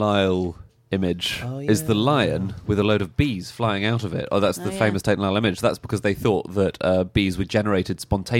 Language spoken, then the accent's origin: English; London, United Kingdom; I'm from London.